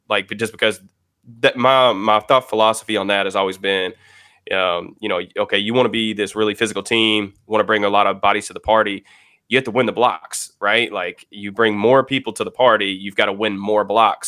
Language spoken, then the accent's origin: English; Louisville, Kentucky, United States; I'm actually from Louisville, Kentucky